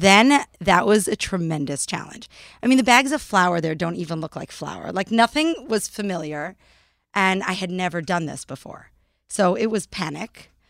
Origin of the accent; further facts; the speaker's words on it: Vancouver, British Columbia, Canada; now in New York, United States; In Vancouver, British Columbia.